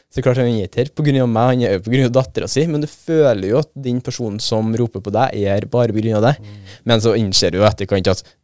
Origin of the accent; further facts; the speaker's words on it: Trøndelag, Norway; Mest trolig pga. at jeg er trønder sjøl